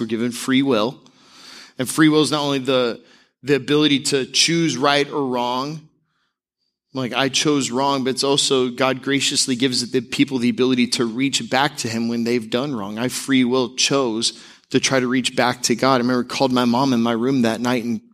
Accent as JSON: {"language": "English", "town": "Tampa", "region": "Florida", "country": "United States", "tie": "born or raised there", "said": "when I was growing up in the Tampa area, we went to Albertson's"}